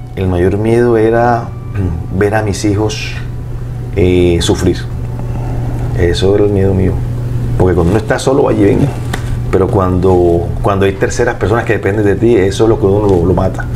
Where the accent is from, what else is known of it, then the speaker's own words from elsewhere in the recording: Barranquilla, Atlántico, Colombia; yo soy de Barranquilla